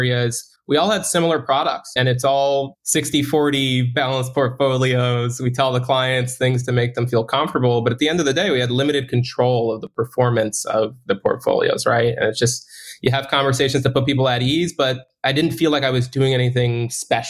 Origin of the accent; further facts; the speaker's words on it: New Jersey, United States; moved away as an adult; also born or lived in Miami Beach; I'm from New Jersey. I was born and raised there.